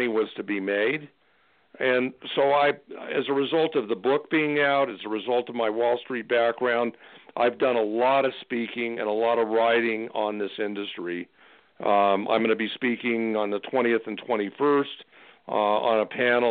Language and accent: English; Denver, Colorado, United States; I live in Denver. I grew up in Denver, Colorado